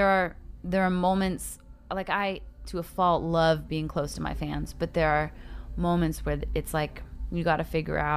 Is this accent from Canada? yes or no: yes; Calgary, Alberta, Canada; moved away as an adult; also born or lived in Los Angeles; now in Nashville, United States; I'm from Canada originally. I grew up in Calgary.